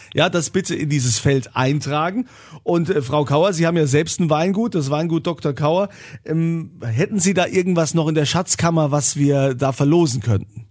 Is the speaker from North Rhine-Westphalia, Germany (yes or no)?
no; Rhineland-Palatinate, Germany; Bei uns in Rheinland-Pfalz